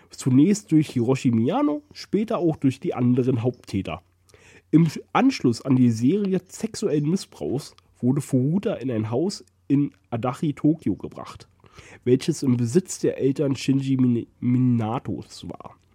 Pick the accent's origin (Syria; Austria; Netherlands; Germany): Germany; Oh Gott, ich bin froh, dass ich in Deutschland groß geworden bin.